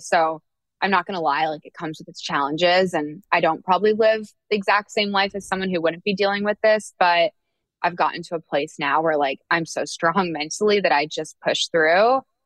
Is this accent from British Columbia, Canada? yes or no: no; Oakville, Ontario, Canada; also born or lived in Ohio / San Francisco / New York; now in Atlanta, United States